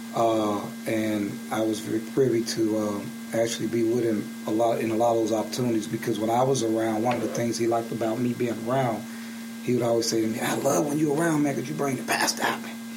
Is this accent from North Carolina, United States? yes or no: no; Birmingham, Alabama, United States; moved away as an adult; also born or lived in South Carolina; now in Atlanta, United States; I'm from Birmingham